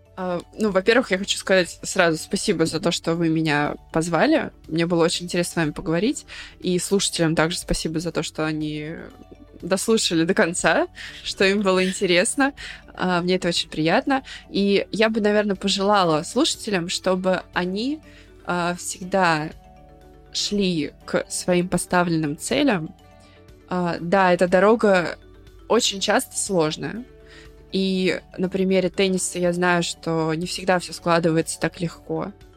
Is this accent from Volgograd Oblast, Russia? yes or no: yes; Volgograd, Volgograd Oblast, Russia; я обычная девчонка из Волгограда